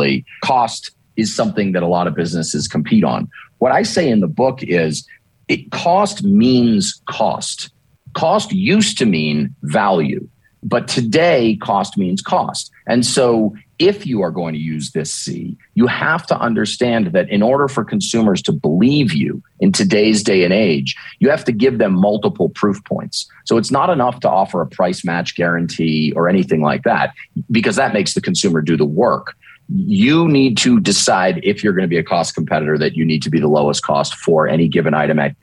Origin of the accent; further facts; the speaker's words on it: Northeast, United States; also born or lived in Maine; now in Dallas, United States; I grew up in the Northeast.